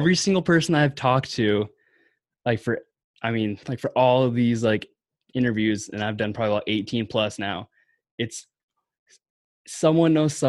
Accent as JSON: {"language": "English", "town": "Yakima", "region": "Washington", "country": "United States", "said": "Okay, so I'm from Yakima"}